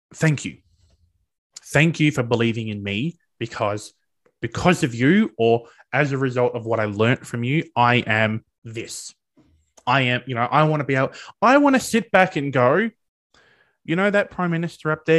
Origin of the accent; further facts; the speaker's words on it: regional Victoria, Australia; I'm not from Melbourne originally, I'm from regional Victoria